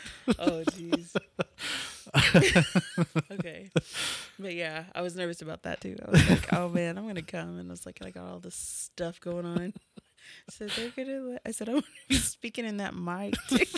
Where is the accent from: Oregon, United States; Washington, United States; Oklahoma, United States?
Oklahoma, United States; Tahlequah; also born or lived in Norman, Oklahoma; I'm actually from Tahlequah.